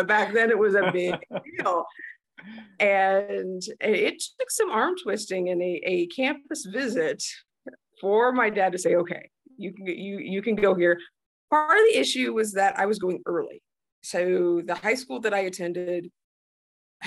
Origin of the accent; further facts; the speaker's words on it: northeast of Muncie, East Central Indiana, United States; moved away as an adult; now in South Dakota, United States; I grew up in Eastern Indiana. So East Central Indiana, if anyone's familiar with that, I grew up northeast of Muncie.